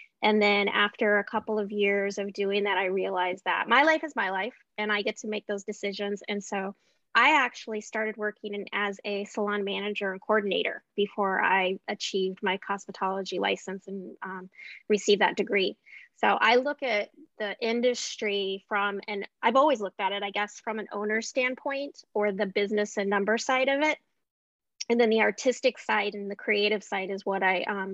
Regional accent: Anchorage, Alaska, United States; I was born and raised in Anchorage, Alaska

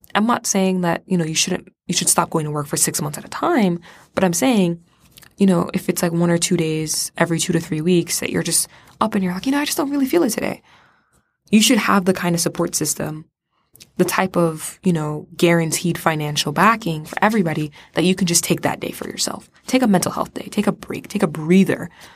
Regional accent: Florida, United States; I'm from Florida.

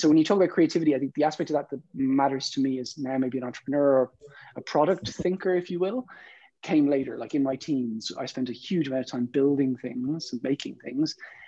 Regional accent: Ireland; I'm from Ireland

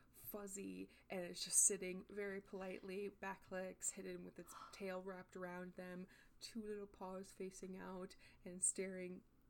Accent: Australia; Also, I'm Australian.

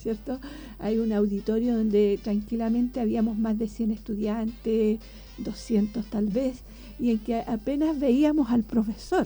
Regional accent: Angol, Araucanía, Chile; moved away as an adult; also born or lived in Concepción, Chile / Chillán, Chile; cuando yo viajaba desde Angol, que es mi ciudad natal

